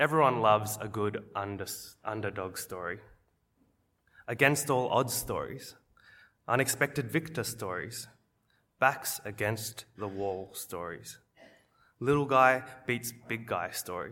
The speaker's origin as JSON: {"language": "English", "town": "Wollongong", "region": "New South Wales", "country": "Australia", "tie": "born or raised there", "said": "growing up in Wollongong, we used to go as a school to cheer on the Wollongong Hawks, our local basketball team"}